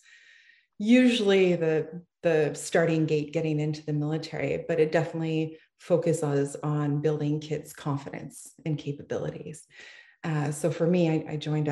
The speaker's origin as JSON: {"language": "English", "town": "Ottawa", "region": "Ontario", "country": "Canada", "tie": "born or raised there", "said": "I am from Ottawa, Ontario, Canada, and I grew up in a small town."}